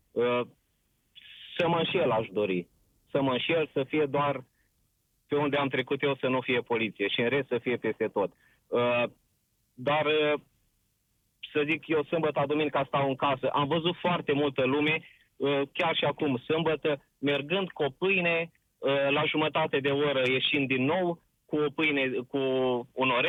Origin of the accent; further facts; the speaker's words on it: Suceava, Suceava County, Romania; Uh, sunt din Suceava chiar și lucrez la o multinațională